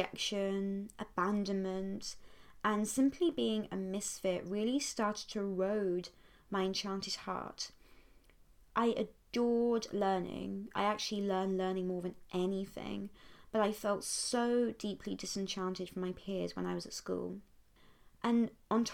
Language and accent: English; Poole, South West England, United Kingdom; I grew up enjoying a very classical enchanted upbringing in Dorset, which is a county on the south coast of England